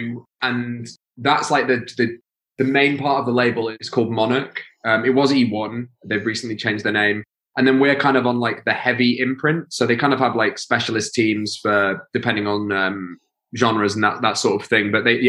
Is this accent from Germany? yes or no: no; Stocksbridge, Yorkshire and the Humber, United Kingdom; But yeah, we're from Stocksbridge. We grew up and lived there, and like I lived there till I was 18, 19.